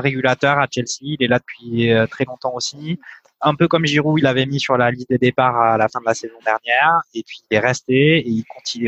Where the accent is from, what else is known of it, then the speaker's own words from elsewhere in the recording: Provence-Alpes-Côte d'Azur, France; je suis, de la Provence